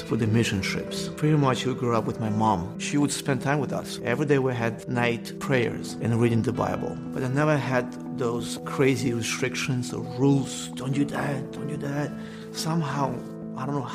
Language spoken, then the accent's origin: English; Belarus; English is a second language; moved away; I was born in Belarus, between Poland